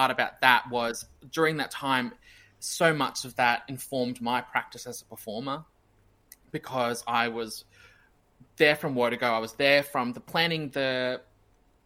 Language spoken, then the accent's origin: English; Brisbane, Queensland, Australia; Brisbane again, which is like my hometown.